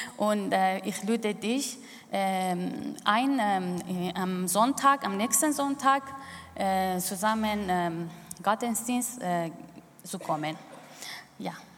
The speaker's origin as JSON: {"language": "German", "country": "Iran", "tie": "born or raised there", "second_language": "German", "moved": "as an adult", "lives_now": "Switzerland", "said": "ich bin im Iran aufgewachsen"}